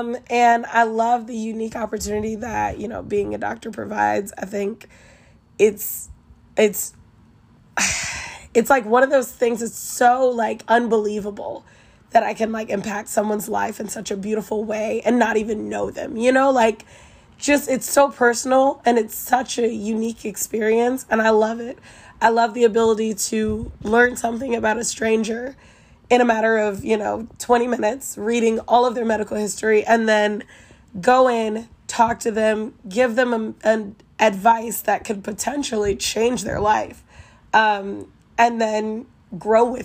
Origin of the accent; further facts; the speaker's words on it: Kansas City, United States; I'm from Kansas City, and I am a third-year medical student